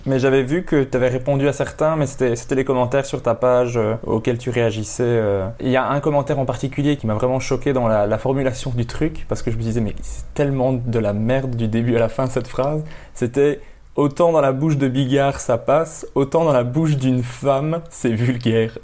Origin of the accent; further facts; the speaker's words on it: Belgium; Chez nous, en Belgique